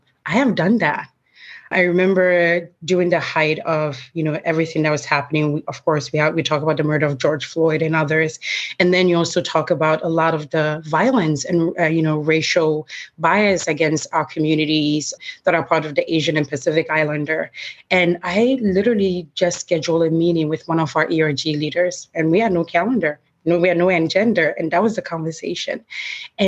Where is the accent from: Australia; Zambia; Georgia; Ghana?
Ghana; now in New York City, United States; I'm originally from Ghana, and I come from a large family.